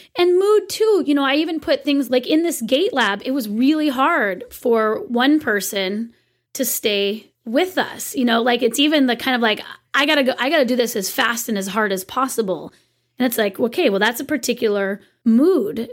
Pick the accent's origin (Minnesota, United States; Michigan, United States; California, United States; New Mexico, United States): California, United States; I am such a Californian